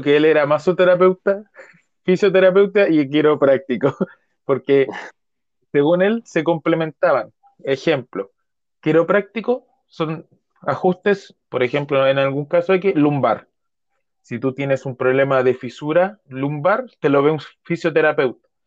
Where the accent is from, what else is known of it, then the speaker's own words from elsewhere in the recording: Chile; yo soy chileno de corazón